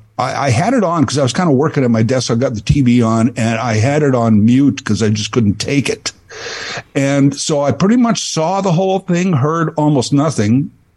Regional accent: Saskatchewan, Canada; now in Ontario, Canada; Growing up in Saskatchewan

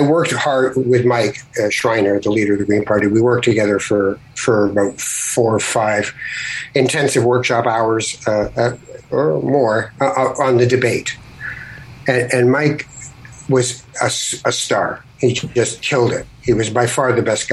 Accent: Canada; I'm Canadian

